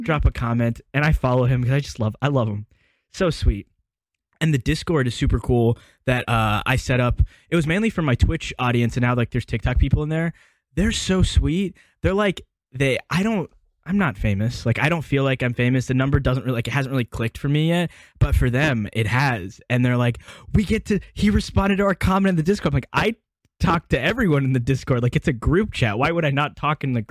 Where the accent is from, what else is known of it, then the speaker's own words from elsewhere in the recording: Alabama, United States; I'm from Alabama. I've been here my whole life